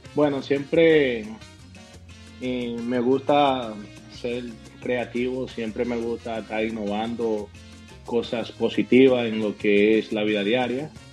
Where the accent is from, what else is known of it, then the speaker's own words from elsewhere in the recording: Tenares, Hermanas Mirabal, Dominican Republic; now in Boston, United States; mi pueblo, Tenares